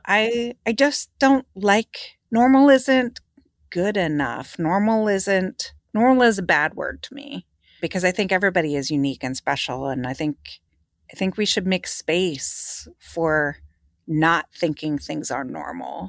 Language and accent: English; Philadelphia, Pennsylvania, United States; I was from Philadelphia